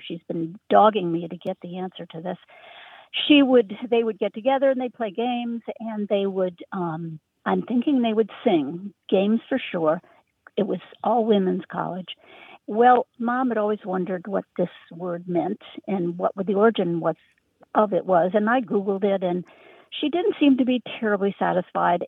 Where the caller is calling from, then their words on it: Richmond, Virginia, United States; also born or lived in Berkshires, Massachusetts; I'm calling from Richmond, Virginia, but my heart is in the Berkshires of Western Massachusetts